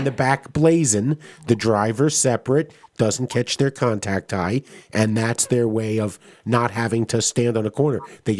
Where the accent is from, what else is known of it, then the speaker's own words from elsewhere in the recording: New York City, New York, United States; accent: New York; moved away; I'm Flushing born.